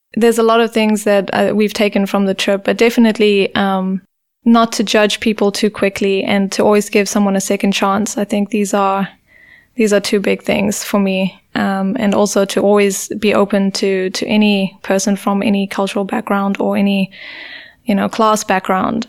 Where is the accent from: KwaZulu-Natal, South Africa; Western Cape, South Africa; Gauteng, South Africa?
KwaZulu-Natal, South Africa; Durban; moved away as an adult; also born or lived in England / Heidelberg, Germany; growing up in South Africa, you do grow up with this culture of fear